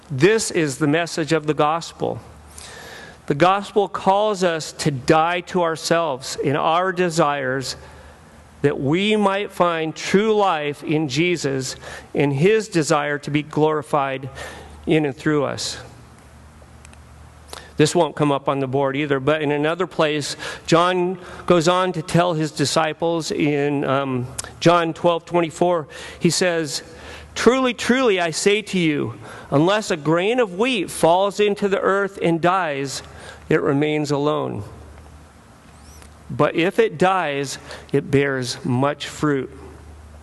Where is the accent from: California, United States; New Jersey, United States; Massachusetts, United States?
California, United States; Southern; I grew up in Southern California